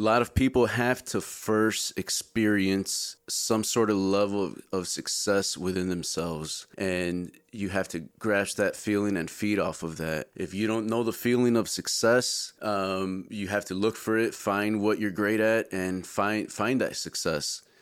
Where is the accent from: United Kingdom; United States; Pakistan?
United States; Chicago, Illinois; moved away as an adult; also born or lived in middle Georgia; now in Georgia, United States; Born and raised in Chicago